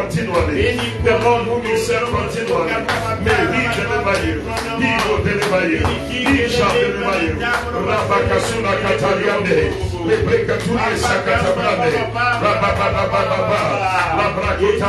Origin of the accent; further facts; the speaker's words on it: Ghana; As we say in Ghana